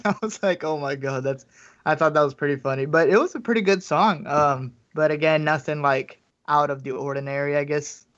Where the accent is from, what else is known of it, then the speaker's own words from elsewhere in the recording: Miami, Florida, United States; I was born in Miami, Florida.